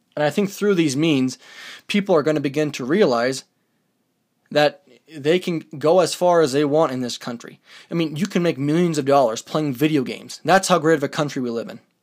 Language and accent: English; United States